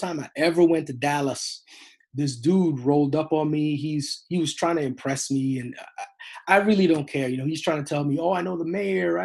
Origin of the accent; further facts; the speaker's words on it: Edmonton, Alberta, Canada; I grew up in Edmonton, Alberta, Canada